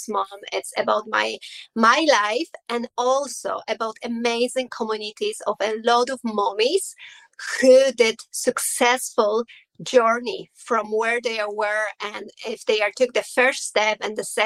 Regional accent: Poland; English is a second language; moved away as an adult; now in Ireland; I am originally from Poland, but 17 years now I am in Ireland

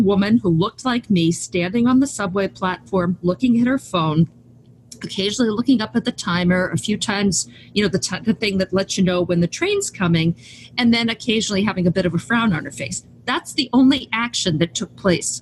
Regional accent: United States; as an American

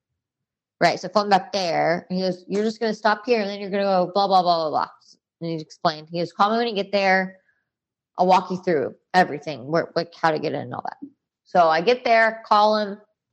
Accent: Texas, United States; hey, I'm from Texas.

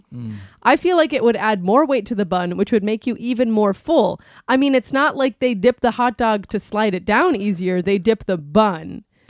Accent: East Coast, United States; I'm from the East Coast, generally speaking, and it's the Americana is a spot.

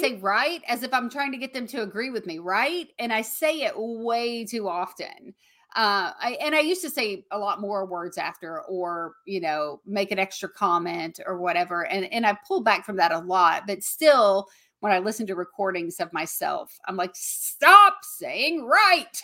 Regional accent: the South, United States; accent: Southern; I still have my Southern accent

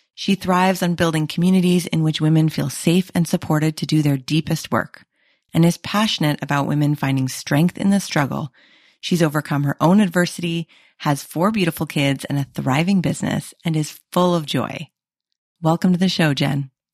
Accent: Canada; I'm Canadian

